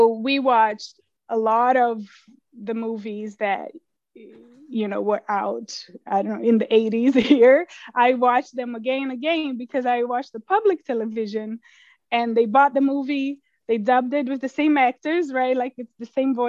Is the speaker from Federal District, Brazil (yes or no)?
yes; Brasília, Federal District, Brazil; moved away as an adult; now in United States; I grew up in Brasilia, the capital, and I was kind of the first generation-ish born there